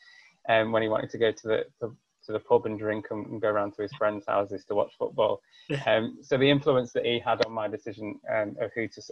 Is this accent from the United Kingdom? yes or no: yes; Preston, North West England, United Kingdom; also born or lived in Salford; I grew up in Preston, which is obviously 200 or so miles away from Newcastle.